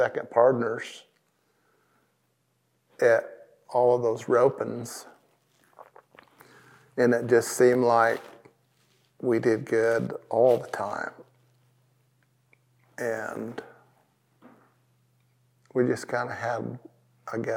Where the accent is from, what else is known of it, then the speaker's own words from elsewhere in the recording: Southern California, United States; I'm from Southern California area